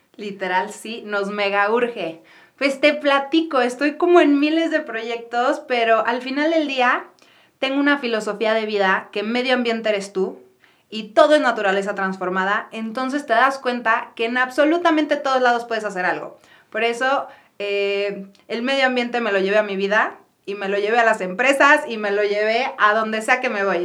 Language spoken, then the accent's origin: Spanish; Guadalajara, Jalisco, Mexico; yo soy de Guadalajara, soy la tercera de cuatro hermanos